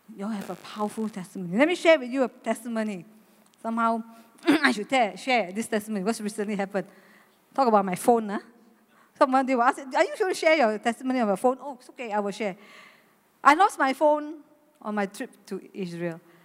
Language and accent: English; Malaysia; I'm a Malaysian